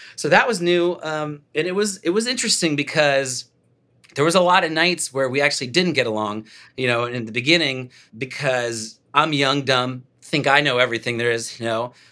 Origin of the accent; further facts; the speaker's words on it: Dallas, Texas, United States; moved away as an adult; also born or lived in Los Angeles; I was raised in Dallas. I moved out when I was, like, twenty, twenty-one years old